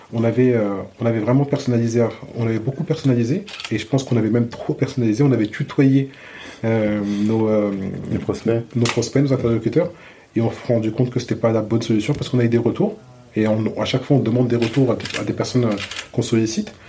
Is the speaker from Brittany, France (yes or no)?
no; Chanteloup-les-Vignes, Île-de-France, France; je suis né à chanteloup les vignes